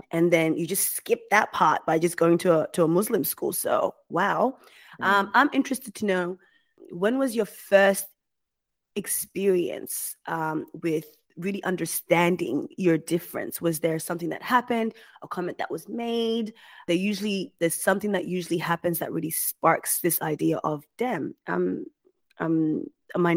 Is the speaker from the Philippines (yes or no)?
no; Australia; I'm fitting in, I'm Australian, I can speak English, you know, better than everyone around me.